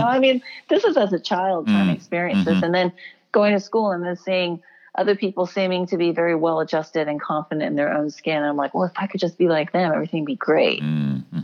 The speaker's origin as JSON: {"language": "English", "town": "Houston", "region": "Texas", "country": "United States", "tie": "born or raised there", "said": "I was born and raised in Houston, Texas"}